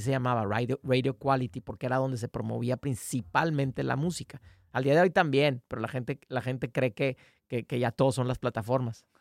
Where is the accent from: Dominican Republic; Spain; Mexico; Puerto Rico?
Mexico; somos una banda de México firmada con Polygram